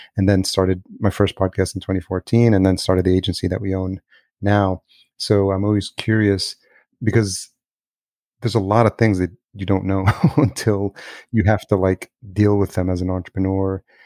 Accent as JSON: {"language": "English", "country": "El Salvador", "tie": "born or raised there", "moved": "yes", "lives_now": "United States", "said": "I'm Latino. I was born in El Salvador"}